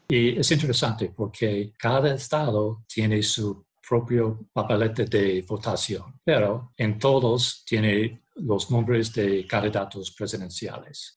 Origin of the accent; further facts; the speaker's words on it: Connecticut, United States; nací en Connecticut